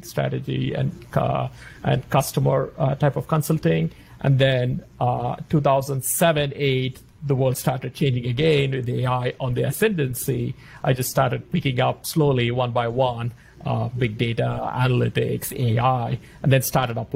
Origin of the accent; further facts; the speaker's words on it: India; moved away; also born or lived in Australia; growing up in India